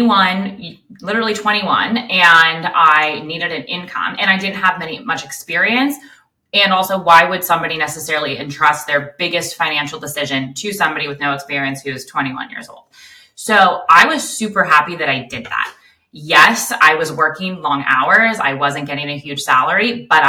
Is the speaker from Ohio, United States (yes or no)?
no; Los Angeles, California, United States; also born or lived in Westlake Village / Malibu; I grew up in the San Fernando Valley and then moved to Westlake Village